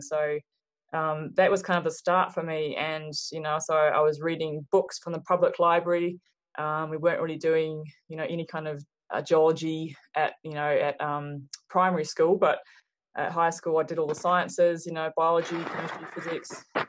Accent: Hawke's Bay, New Zealand; moved away as an adult; also born or lived in Australia; now in Reno, United States; I grew up in New Zealand. I'm from New Zealand and grew up in rural uh, Hawke's Bay

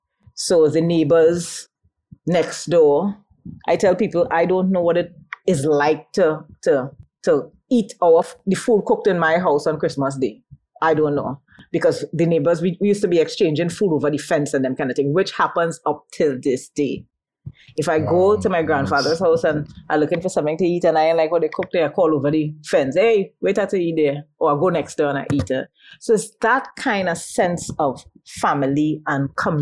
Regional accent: La Brea, Trinidad & Tobago; I was born and raised in the Point Door scheme in Labrie

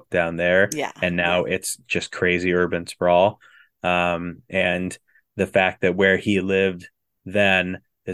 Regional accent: Wisconsin, United States; moved away as an adult; now in Florida, United States; I grew up in Wisconsin. I moved down to Florida for med school

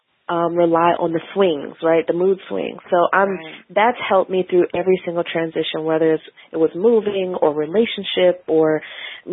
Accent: Milwaukee, Wisconsin, United States; moved away as an adult; also born or lived in St. Louis, Missouri / Portland, Oregon; now in Washington, D.C., United States; I grew up in Milwaukee, Wisconsin, and went to school in St. Louis and then moved out to D.C.

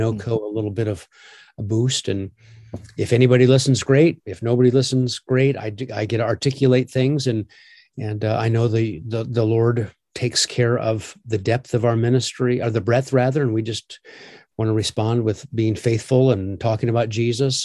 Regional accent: Omaha, Nebraska, United States; I grew up in Omaha

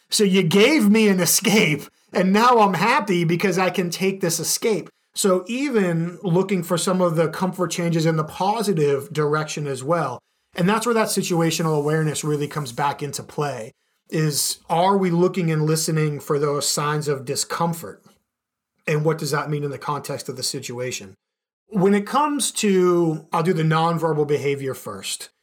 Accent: Boston, Massachusetts, United States; now in Chicago, United States; growing up in the Boston area

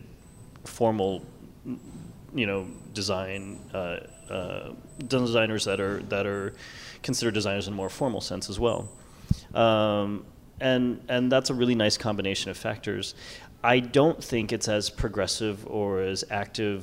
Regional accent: New York, United States; now in Los Angeles, United States; I'm from New York

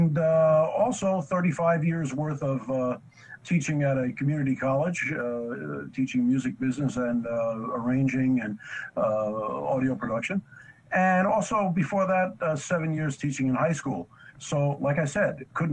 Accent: New York City, New York, United States; I grew up in New York City

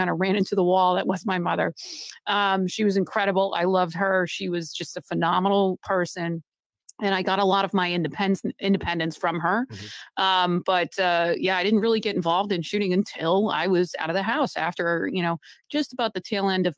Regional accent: Massachusetts, United States; moved away; I'm actually someone who was born and raised in Massachusetts. So technically, I'm kind of back home

